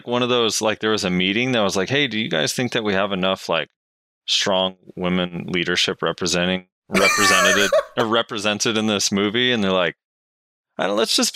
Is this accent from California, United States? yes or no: yes; California, United States; I'm from California